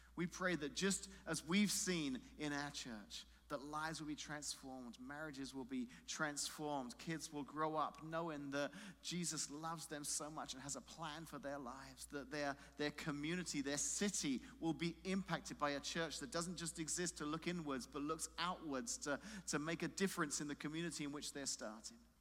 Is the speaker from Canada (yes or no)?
no; London, United Kingdom; moved away; in London, there is a, a tower where I grew up in London